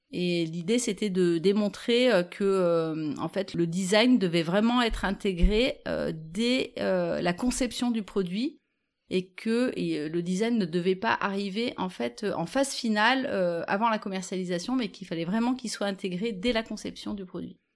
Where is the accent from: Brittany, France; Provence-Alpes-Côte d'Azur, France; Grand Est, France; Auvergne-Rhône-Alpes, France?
Auvergne-Rhône-Alpes, France; Vif; Quand j'étais enfant, alors bon, moi j'ai grandi à Vif.